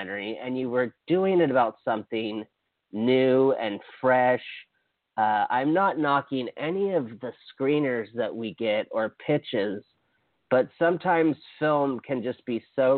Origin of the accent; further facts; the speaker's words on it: Hawaii, United States; moved away; I'm from Hawaii